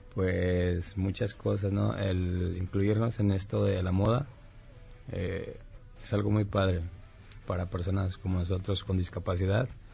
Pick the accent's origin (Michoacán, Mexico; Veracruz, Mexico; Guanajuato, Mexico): Michoacán, Mexico; Zamora; yo soy de Zamora, Michoacán, soy originario de Michoacán